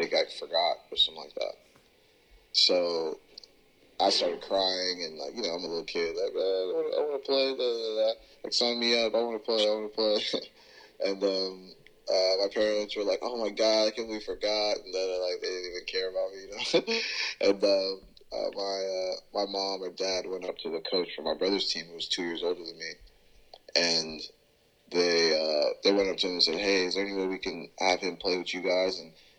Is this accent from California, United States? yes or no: no; Houston, Texas, United States; also born or lived in Washington, D.C. / Pullman, Washington; I'm from Houston, Texas, and I was born in D.C., lived in the East Coast for a while, lived in Pullman, Washington, up north before I moved to Texas